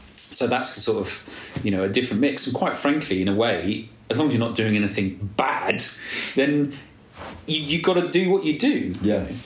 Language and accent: English; Nottingham, East Midlands, United Kingdom; also born or lived in London; now in Somerset, United Kingdom; I'm from Nottingham, so I support Nottingham Forest